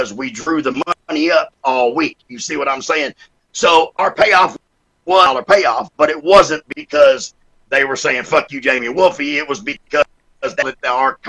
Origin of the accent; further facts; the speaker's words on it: Sydney, New South Wales, Australia; moved away; I was born in Sydney, Australia